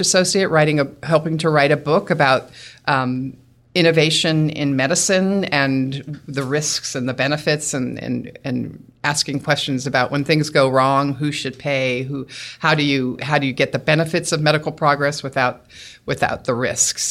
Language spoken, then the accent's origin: English; Newton, Massachusetts, United States; also born or lived in Bethesda, Maryland; Grew up, grew up in West Newton, Massachusetts, went to Newton North High School